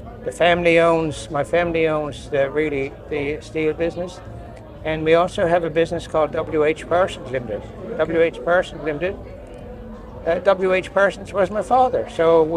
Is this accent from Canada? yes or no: yes; St. John's, Newfoundland and Labrador, Canada; also born or lived in Nova Scotia; I was born in St. John's and grew up in St. John's